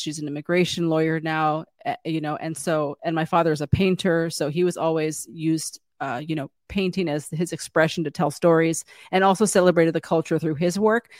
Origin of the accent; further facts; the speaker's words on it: San Diego, California, United States; I grew up in San Diego, California, so about ten minutes from the border